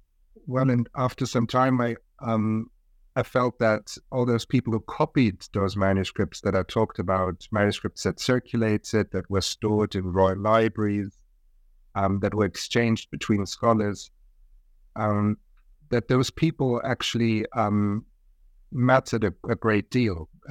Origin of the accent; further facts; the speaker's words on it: Munich, Bavaria, Germany; also born or lived in Japan / South Korea / Russia; So I was born in Germany, in Munich. I grew up in Germany, went to school in Germany, but I also lived in other countries, in Japan, in South Korea, Russia.